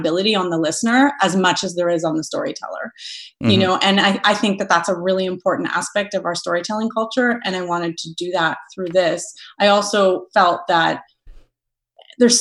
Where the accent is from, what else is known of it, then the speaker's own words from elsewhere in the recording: Thunder Bay, Ontario, Canada; I grew up in Thunder Bay, Ontario